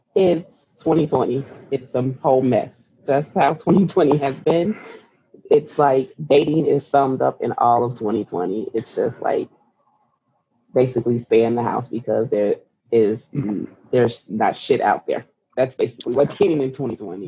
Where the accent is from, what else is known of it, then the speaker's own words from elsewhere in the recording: Chicago, Illinois, United States; I'm from Chicago